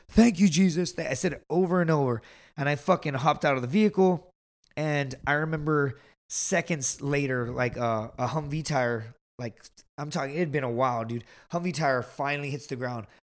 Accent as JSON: {"language": "English", "town": "Laredo", "region": "Texas", "country": "United States", "said": "I am from the border"}